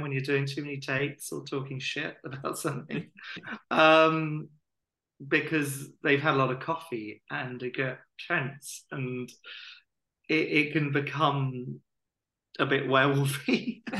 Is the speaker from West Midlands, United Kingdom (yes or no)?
no; Hastings, South East England, United Kingdom; we're both from Hastings and we both went to Bexhill College as well.